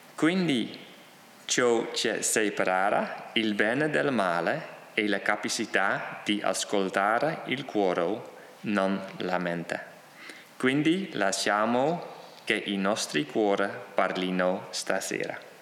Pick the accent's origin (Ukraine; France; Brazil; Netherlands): Netherlands; Ciò che mi rende olandesi è solo il luogo in cui sono nato.